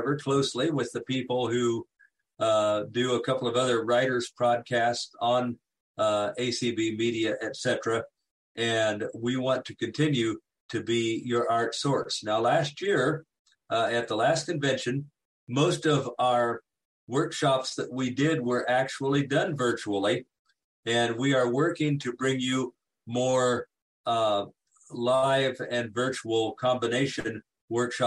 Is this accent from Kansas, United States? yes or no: yes; Kansas, United States; I'm from Kansas and the president of the Kansas affiliate